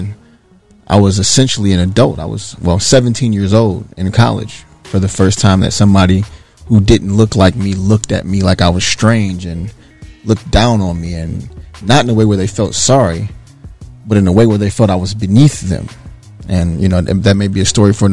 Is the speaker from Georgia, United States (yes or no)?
no; Detroit, Michigan, United States; moved away as an adult; also born or lived in Bowling Green, Ohio; growing up in Detroit, Michigan